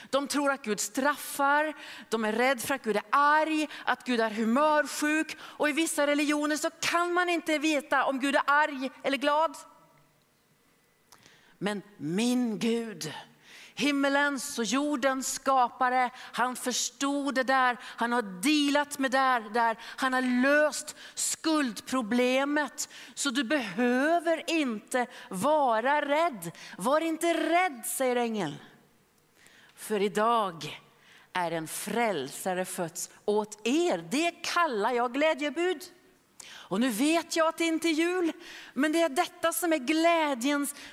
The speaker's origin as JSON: {"language": "Swedish", "town": "Philadelphia", "region": "Pennsylvania", "country": "United States", "tie": "born or raised there", "said": "det var en man i Philadelphia där jag växte upp."}